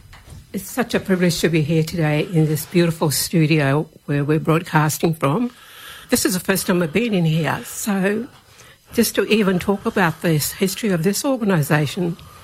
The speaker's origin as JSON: {"language": "English", "town": "Bamaga", "region": "Queensland", "country": "Australia", "tie": "born or raised there", "also_born_or_lived": "Saibai Island / Thursday Island", "moved": "yes", "lives_now": "Brisbane, Australia", "said": "I didn't grow up there. I grew up in Bamaga, where our community was at that time when I was born. And, of course, we had to go to Thursday Island for Mum to have me at that time."}